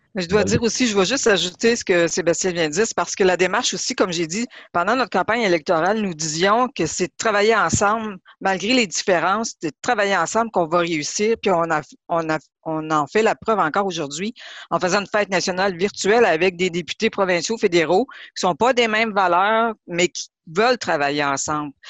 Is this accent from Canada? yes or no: yes; Lebel-sur-Quévillon, Quebec, Canada; en tant que Québécoise parce que j'ai grandi à Lebel-sur-Quivillon